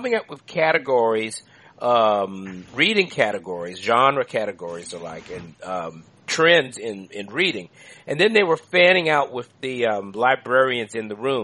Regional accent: Washington, District of Columbia, United States; moved away; I'm from Washington, D.C. I grew up in that area down there is the old downtown of D.C. along 7th Street

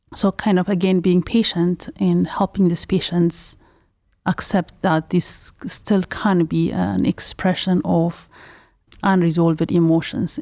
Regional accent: Ethiopia; also born or lived in Pasadena, California; now in Cleveland, United States; am originally from Ethiopia

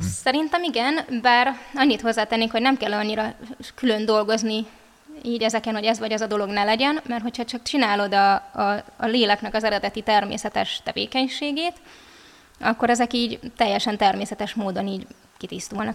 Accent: Budapest, Hungary; also born or lived in Somogy (Krishna Valley); now in Krishna Valley, Hungary; A szüleim győriek, de én már Pesten születtem.

